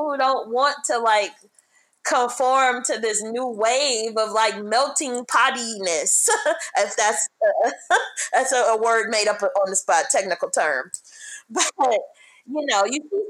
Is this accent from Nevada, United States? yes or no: no; Detroit, Michigan, United States; moved away as an adult; also born or lived in Seattle / Los Angeles / Orange County; I was born and raised in Detroit